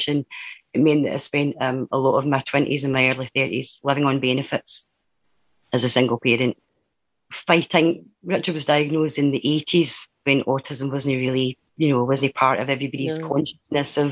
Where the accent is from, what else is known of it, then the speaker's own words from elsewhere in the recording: Dundee, Scotland, United Kingdom; also born or lived in Glasgow; I grew up in the East End of Dundee